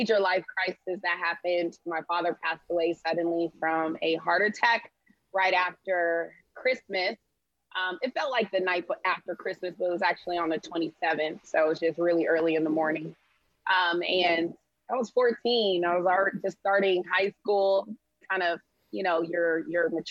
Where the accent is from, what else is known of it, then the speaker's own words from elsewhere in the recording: Sacramento, California, United States; now in Houston, United States; I'm originally from Sacramento, California, but now I live in Houston, Texas